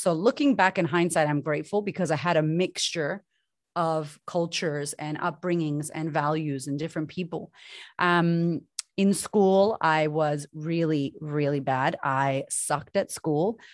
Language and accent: English; Boston, Massachusetts, United States; moved away as an adult; also born or lived in Sydney, Australia; now in Melbourne, Australia; I'm from Boston originally. My mom and my dad are Puerto Rican descent, and I grew up with a single mother